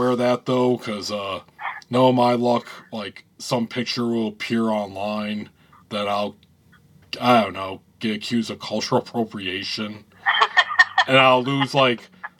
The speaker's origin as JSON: {"language": "English", "region": "Northern Michigan", "country": "United States", "tie": "born or raised there", "said": "I am mostly Irish and German. And from Northern Michigan"}